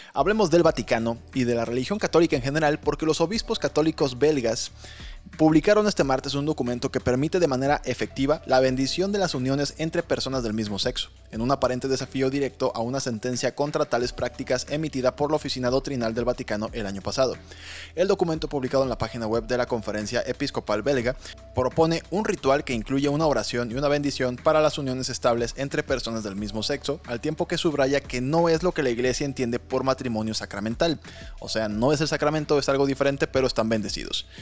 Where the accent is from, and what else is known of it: Mexico